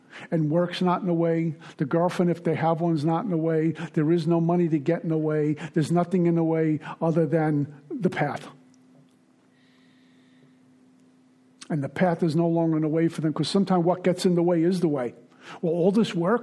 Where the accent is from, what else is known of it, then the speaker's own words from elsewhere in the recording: New York City, New York, United States; also born or lived in Minnesota; now in Florida, United States; I'm a guy from Brooklyn.